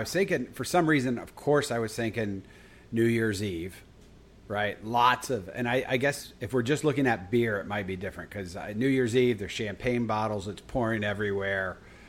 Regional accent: United States; Because I'm all American, so I'm going hot dog.

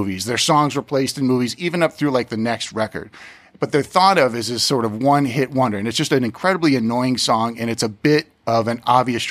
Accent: South Pasadena, California, United States; we're from South Pasadena

